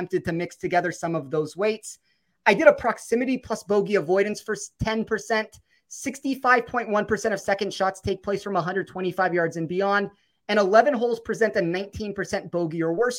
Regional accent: Las Vegas, Nevada, United States; I'm born and raised in Vegas

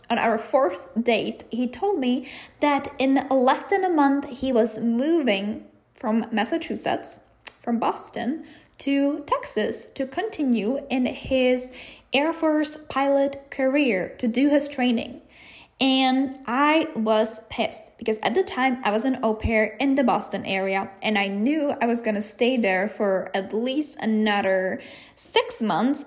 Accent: Czechia; moved away as an adult; I am from the Czech Republic. So I knew that eventually I was going to go back

